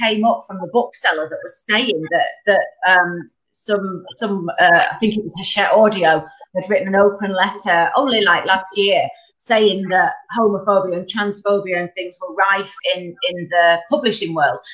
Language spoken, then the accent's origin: English; Bacup, North West England, United Kingdom; I'm from Bacup, so I'm the only one up in North today